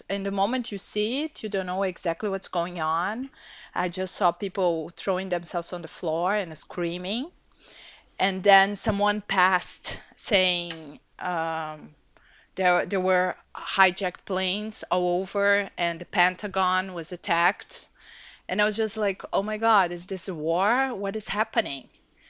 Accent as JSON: {"language": "English", "country": "Brazil", "tie": "born or raised there", "said": "So I was born and raised in Brazil. My mom is from a German family and my father is Italian."}